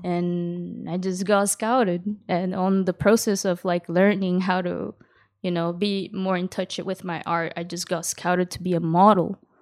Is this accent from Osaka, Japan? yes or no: no; Yokohama, Kanagawa, Japan; also born or lived in Kawasaki; I was raised in Japan and, uh, I actually had a hard time in a Japanese public school here, like, 'cause, uh, it was a school in Yokohama